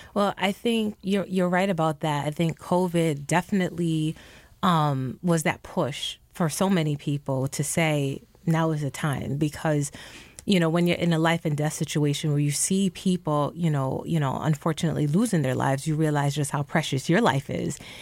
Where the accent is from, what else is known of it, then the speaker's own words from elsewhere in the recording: New York City, New York, United States; moved away as an adult; I grew up in the Bronx and, you know, I've lived outside of New York City for more than twenty years now